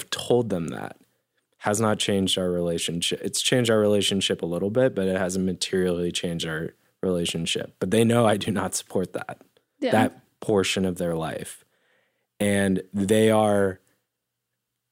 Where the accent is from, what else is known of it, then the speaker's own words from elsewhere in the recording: Denver, Colorado, United States; I grew up in Denver